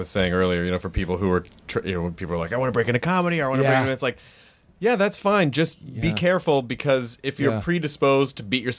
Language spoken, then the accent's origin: English; Louisville, Kentucky, United States; born there; Oh, I was born in Louisville, Kentucky. My mother said I was adorable.